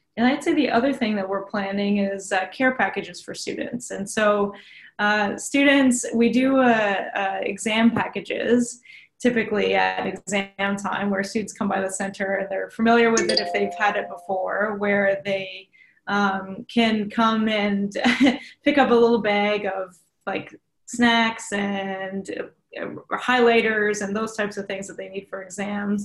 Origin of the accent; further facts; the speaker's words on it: Tyendinaga, Ontario, Canada; I was born and raised in Tyendinaga, Mohawk Territory, so just down the road from here.